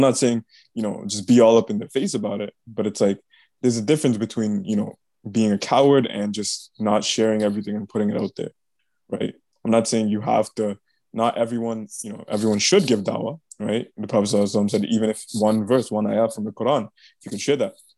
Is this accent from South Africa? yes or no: no; Bangladesh; I'm from Bangladesh